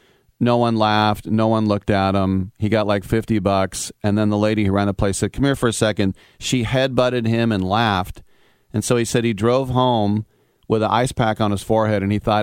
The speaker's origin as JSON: {"language": "English", "town": "Oakland", "region": "California", "country": "United States", "said": "And I'm from Oakland."}